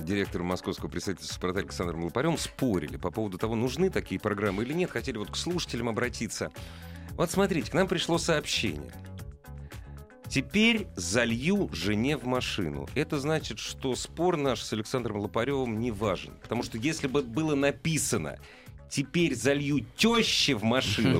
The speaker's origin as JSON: {"language": "Russian", "country": "Russia", "tie": "born or raised there", "said": "Так получилось, что я вырос в России. Я родился в нашей стране, которую очень люблю. Я вырос здесь"}